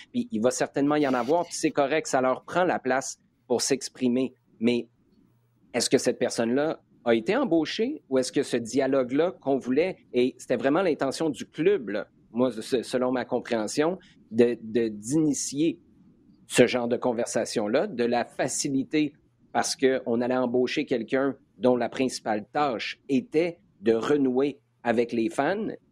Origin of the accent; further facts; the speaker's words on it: Quebec City, Quebec, Canada; Je suis de Québec